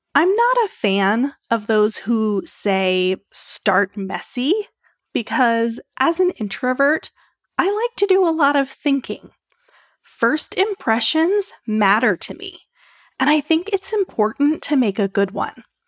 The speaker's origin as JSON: {"language": "English", "region": "Maryland", "country": "United States", "moved": "as an adult", "lives_now": "Orlando, United States", "said": "We're originally from Maryland"}